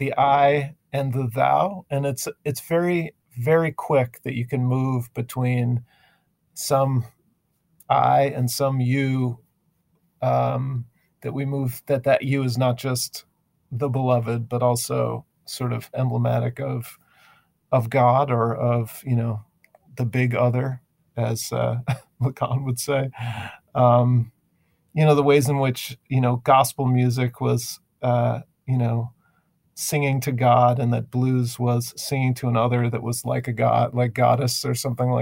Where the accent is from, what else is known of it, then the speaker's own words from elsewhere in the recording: Chicago, Illinois, United States; also born or lived in San Diego, California; I grew up in mostly, I was born in California, San Diego, and we moved to the Chicago area for my dad's job